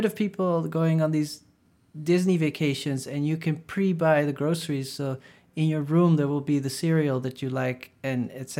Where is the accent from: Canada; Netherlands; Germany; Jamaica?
Netherlands; Maastricht, Limburg; I grew up in Maastricht, which is at the border with Belgium, and so weed was legal, semi-legal in the Netherlands and illegal in France and Belgium